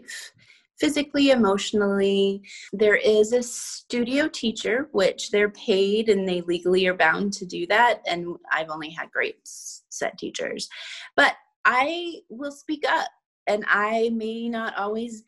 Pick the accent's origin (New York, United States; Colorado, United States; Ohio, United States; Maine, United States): Maine, United States; also born or lived in Savannah; now in Los Angeles, United States; I grew up in Maine